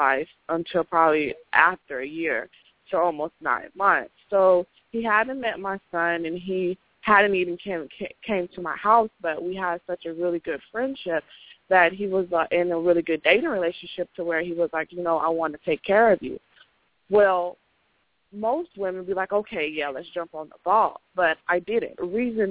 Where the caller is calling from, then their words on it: Dallas, Texas, United States; I'm calling from Dallas